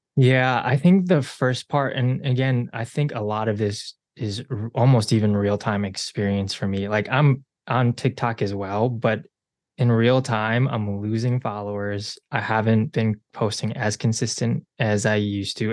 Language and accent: English; Chicago, Illinois, United States; also born or lived in South Korea; I am a Chicagoland native. Uh, I was born technically in Korea, adopted at six months